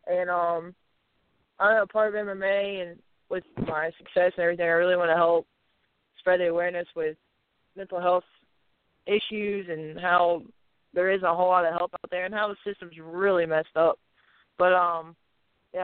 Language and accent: English; the Southeast, South Carolina, United States; We're both from the Southeast